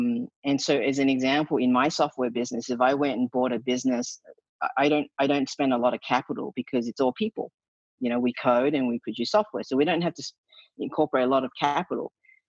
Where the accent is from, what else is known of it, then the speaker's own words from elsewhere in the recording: Australia; accent: Australian; my Australian accent is going, so I get a lot of, you know, hell for embarrassing the country that way.